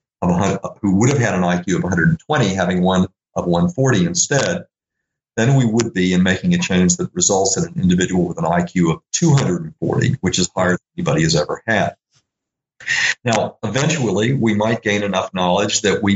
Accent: Little Rock, Arkansas, United States; I grew up in Little Rock, Arkansas

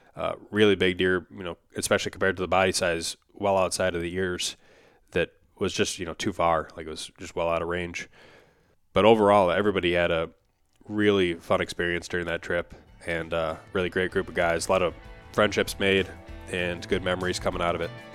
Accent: Upper Midwest, United States; I'm from the Upper Midwest as well

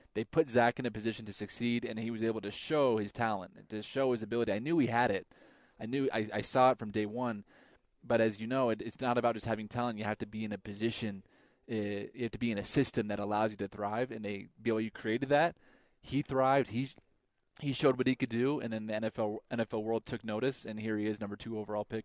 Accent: Idaho, United States; I grew up in Idaho

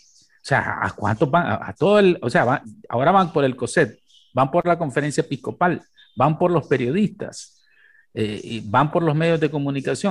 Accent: Nicaragua; nosotros tenemos como Estado nicaragüense

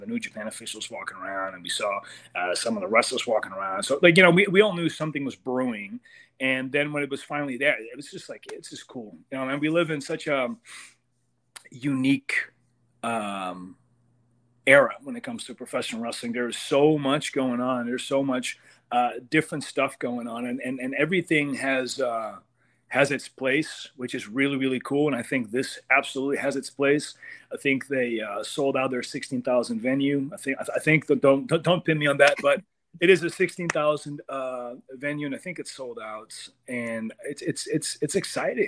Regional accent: Amsterdam, North Holland, Netherlands; moved away as an adult; now in United States; I come from Amsterdam. And Netherlands, really small country

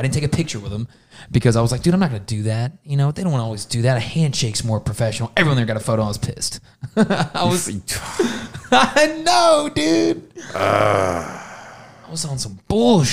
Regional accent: Kentucky, United States; we're from Kentucky

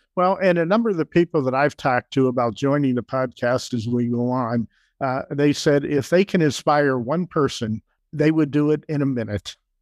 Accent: Pittsburgh, Pennsylvania, United States; moved away as an adult; also born or lived in Chicago / Madison, Wisconsin; now in Argyle, United States; Jeannie and I, we were both born and raised in Pittsburgh, and, uh, we moved away in nineteen seventy-four to Chicago

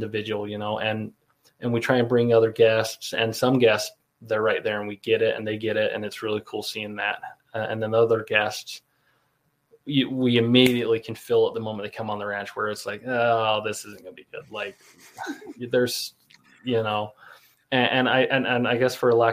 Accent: Pingree, Idaho, United States; growing up in Southeast Idaho, you know, the Shoshone Bannock Reservation. I grew up right across the river in the Pingree area.

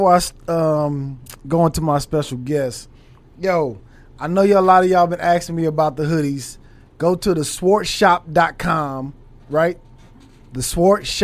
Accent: Los Angeles, California, United States; I'm from L.A.

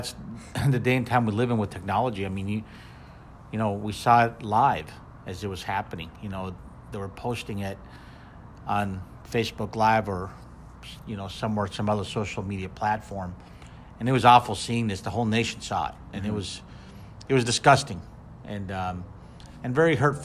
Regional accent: Minneapolis, Minnesota, United States; moved away; in Minneapolis, which is, as you know, my hometown

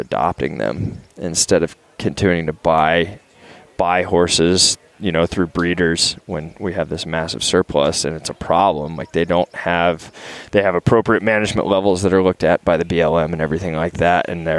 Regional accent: Texas, United States; moved away as an adult; also born or lived in Carbondale, Colorado; I grew up in Texas where the state is 2%.

